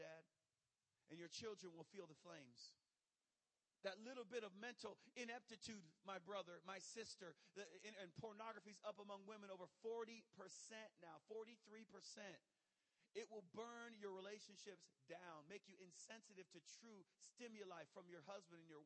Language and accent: English; Michigan, United States; now in Jacksonville, United States; I grew up in Michigan